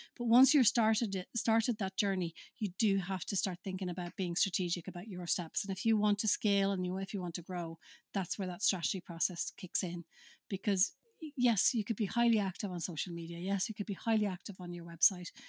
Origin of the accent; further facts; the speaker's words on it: Finland; moved away; I'm originally from Finland